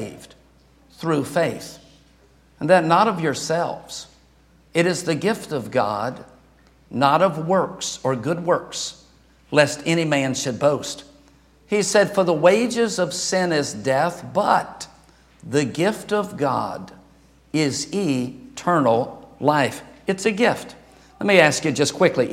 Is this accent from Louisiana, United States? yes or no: yes; Louisiana, United States; moved away; I'm from Louisiana